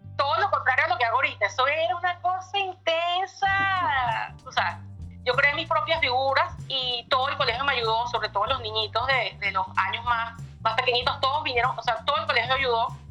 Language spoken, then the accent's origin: Spanish; Caracas, Capital District, Venezuela; moved away as an adult; also born or lived in Miami; now in United States; Sí, soy de Caracas, vivo en Caracas